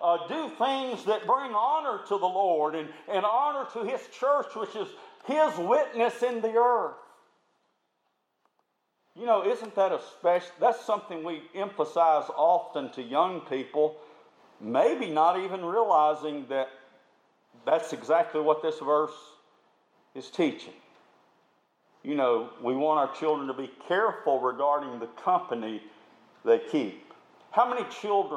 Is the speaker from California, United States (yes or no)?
no; Tuscaloosa, Alabama, United States; I grew up in the Tuscaloosa area.